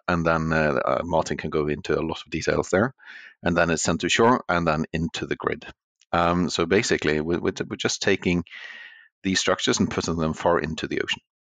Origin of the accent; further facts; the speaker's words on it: Norway; since I'm from Norway